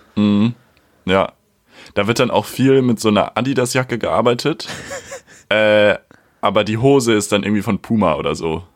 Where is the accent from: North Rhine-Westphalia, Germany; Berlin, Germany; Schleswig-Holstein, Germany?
Schleswig-Holstein, Germany; a village in; now in Hamburg, Germany; ich bin ja auch auf dem Dorf aufgewachsen bei meiner Mama